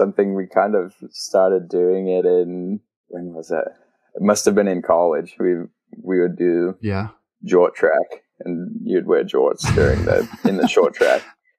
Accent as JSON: {"language": "English", "country": "Australia", "tie": "born or raised there", "lives_now": "United States", "said": "I grew up there and was like, I'm Australian, but and my accent used to be a lot stronger, but now I've been, spent too much time over in the States, I think."}